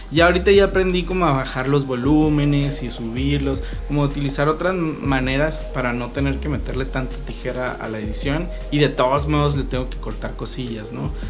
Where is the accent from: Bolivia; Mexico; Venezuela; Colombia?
Mexico; Tijuana, Baja California; por más tijuanense que sea